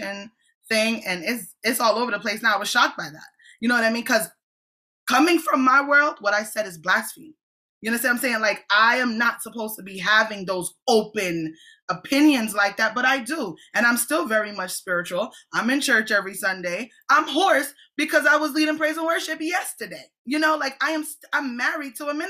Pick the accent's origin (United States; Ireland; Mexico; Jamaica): Jamaica; I'm a Jamaican apostolic